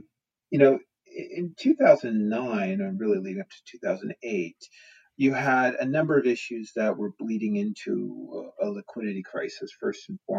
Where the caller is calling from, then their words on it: Portland, Oregon, United States; I am here live from Portland, Oregon, where I've been in lockdown for, well, about the same time as you all have in the UK.